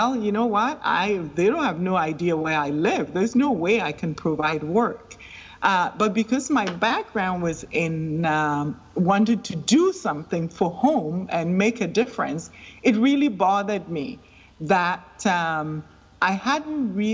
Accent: Wa, Upper West, Ghana; now in Canada; I was born and raised in Ghana, in northern Ghana specifically, from a small town called Wa

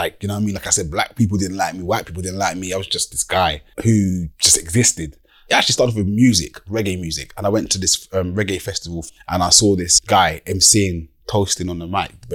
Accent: Deal, South East England, United Kingdom; I'm from Deal.

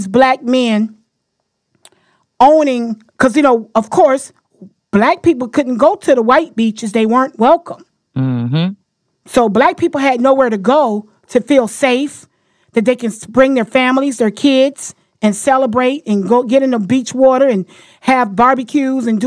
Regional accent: Florida, United States; now in Washington, D.C., United States; I'm born and raised in Florida, y'all, so I'm very proud of where I come from

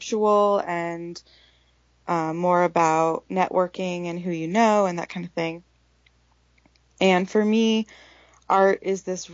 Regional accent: Portland, Oregon, United States; growing up in Portland, Oregon, I am the daughter of a very artistic woman

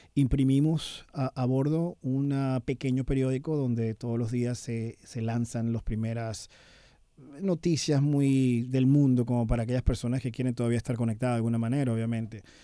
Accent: Venezuela; now in United States; nunca voy a dejar de ser venezolano. A pesar de tener bastante tiempo fuera del país

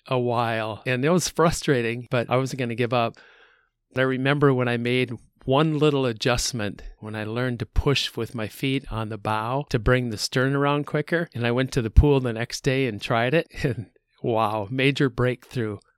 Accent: Midwest, United States; I'm from the Midwest

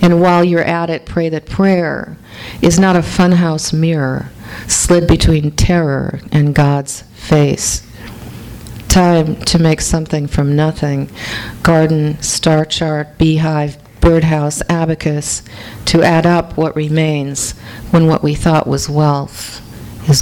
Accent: St. Paul, Minnesota, United States; I was born in St. Paul, Minnesota

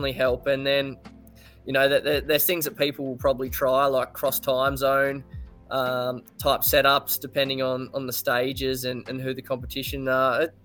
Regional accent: Australia; being an Aussie

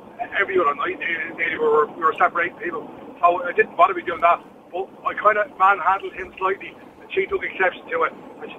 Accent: England, United Kingdom; also born or lived in Blanchardstown, Dublin; now in Dublin, Ireland; I grew up in England.

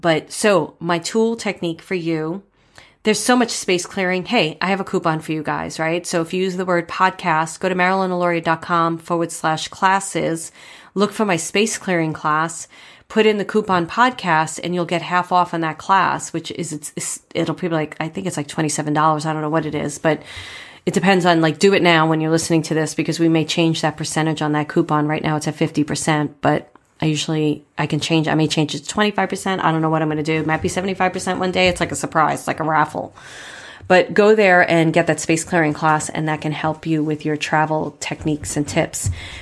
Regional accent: New York City, New York, United States; moved away; also born or lived in Manhattan / Poughkeepsie; I'm from Brooklyn and then Manhattan.

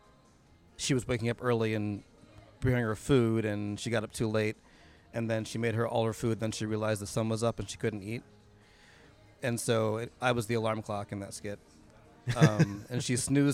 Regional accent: Rockford, Illinois, United States; moved away as an adult; also born or lived in Beloit, Wisconsin / Chicago; I grew up in Rockford, Illinois.

